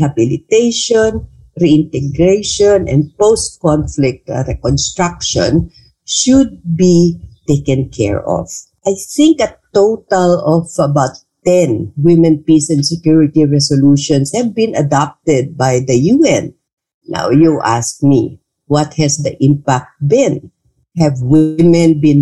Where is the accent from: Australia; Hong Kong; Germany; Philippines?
Philippines; Bangsamoro Autonomous Region in Muslim Mindanao; now in Manila, Philippines; I come from the Bangsamoro Autonomous Region of Muslim Mindanao